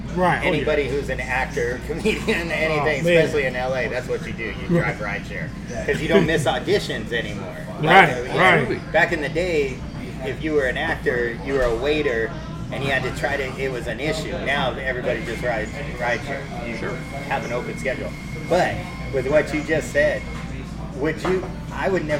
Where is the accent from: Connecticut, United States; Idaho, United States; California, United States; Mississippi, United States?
California, United States; Barstow; moved away as an adult; I'm from Barstow, California